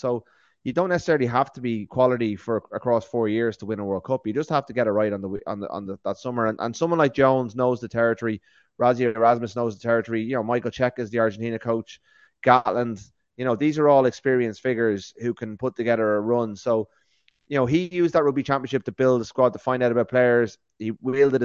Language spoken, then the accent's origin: English; Ireland; we're three Irish guys